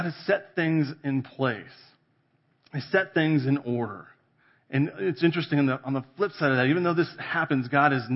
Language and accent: English; California, United States; now in Colorado, United States; I grew up in California in the valley, right? We're agriculture